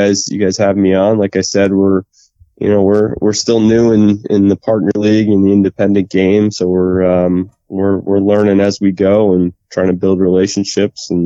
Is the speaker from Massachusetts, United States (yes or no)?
yes; Boston, Massachusetts, United States; I grew up in the Boston area